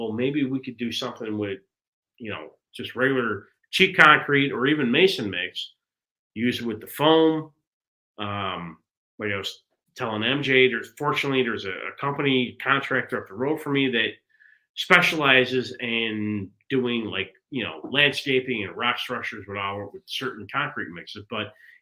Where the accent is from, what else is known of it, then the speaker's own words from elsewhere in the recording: Chicago, Illinois, United States; growing up in Chicago